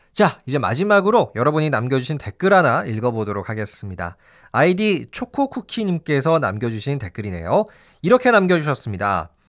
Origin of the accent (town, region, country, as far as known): South Korea